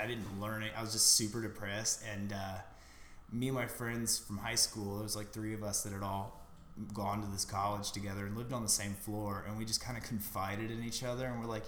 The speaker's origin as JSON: {"language": "English", "town": "Evansville", "region": "Indiana", "country": "United States", "tie": "born or raised there", "moved": "yes", "said": "I grew up in Evansville, and I did 10 years at one elementary school, moved a block down"}